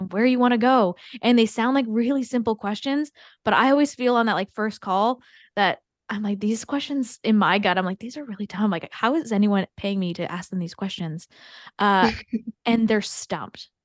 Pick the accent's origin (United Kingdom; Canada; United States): Canada; I'm also Canadian